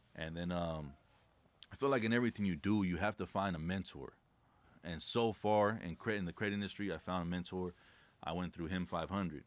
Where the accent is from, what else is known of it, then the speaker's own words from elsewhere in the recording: La Puente, California, United States; I grew up in a city called La Puente in California